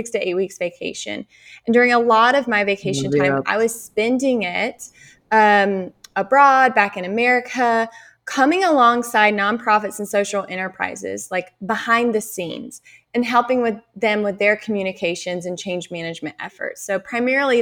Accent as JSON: {"language": "English", "region": "Eastern North Carolina", "country": "United States", "tie": "born or raised there", "said": "I grew up in Eastern North Carolina. It was a small town"}